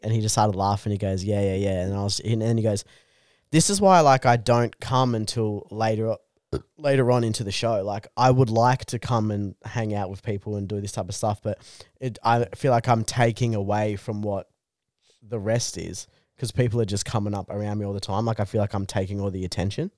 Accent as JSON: {"language": "English", "town": "Bungendore", "region": "New South Wales", "country": "Australia", "tie": "born or raised there", "said": "I grew up in Bungandore, New South Wales."}